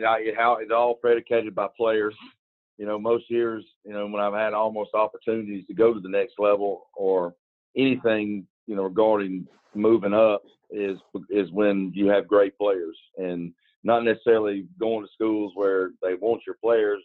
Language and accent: English; Alabama, United States; now in Georgia, United States; I'm from Alabama